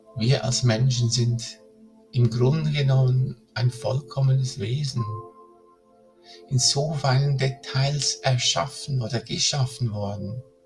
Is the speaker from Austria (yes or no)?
no; Switzerland; hier bei uns in der Schweiz